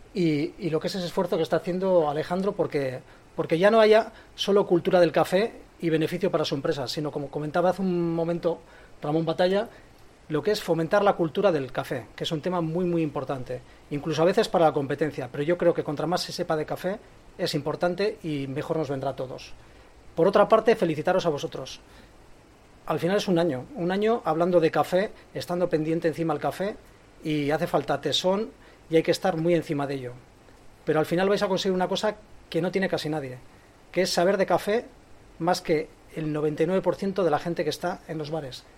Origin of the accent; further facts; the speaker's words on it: Bilbao, Basque Country, Spain; Que soy de Bilbao, del centro